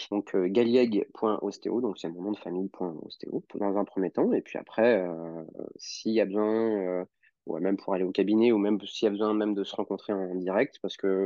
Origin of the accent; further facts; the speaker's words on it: Lyon, Auvergne-Rhône-Alpes, France; Et moi, j'ai grandi euh, bah, à Lyon.